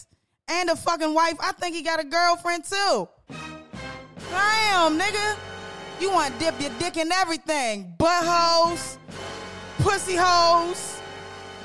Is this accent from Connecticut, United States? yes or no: no; Capitol Heights, Maryland, United States; I'm from Capitol Heights, Maryland